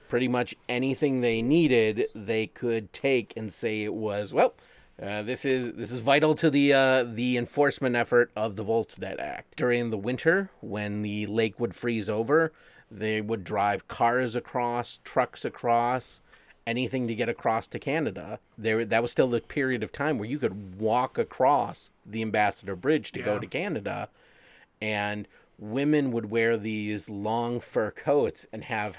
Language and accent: English; Wyandotte, Michigan, United States; my hometown